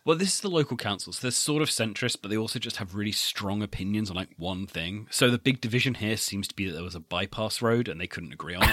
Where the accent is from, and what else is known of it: United Kingdom